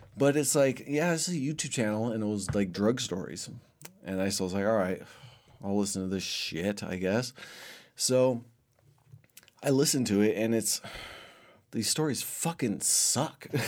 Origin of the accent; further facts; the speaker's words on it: Los Angeles, California, United States; moved away; growing up in Los Angeles, it's kind of scary at times, especially during the time I was growing up.